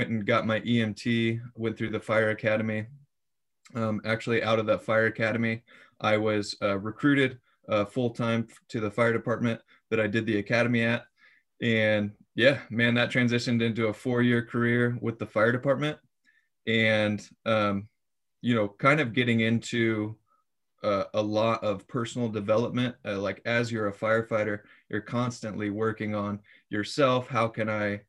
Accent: Iowa, United States; moved away as an adult; also born or lived in Springfield, Missouri; I was born and raised in Iowa

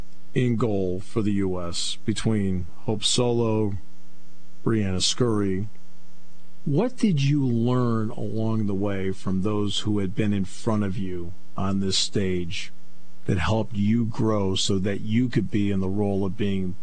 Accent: Enfield, Connecticut, United States; I grew up in Northern Connecticut. You grew up down in Stanford, some down there, I think. I grew up in Enfield.

